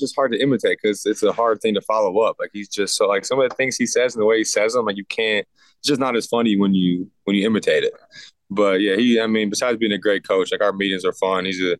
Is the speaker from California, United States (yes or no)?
no; Macomb, Michigan, United States; moved away as an adult; also born or lived in Minnesota; now in New York, United States; Not too far from where I'm from. He's from Dearborn. I'm from Macomb.